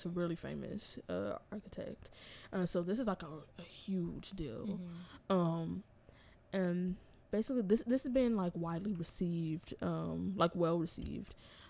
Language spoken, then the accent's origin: English; Inglewood, California, United States; I'm also born and raised in Inglewood.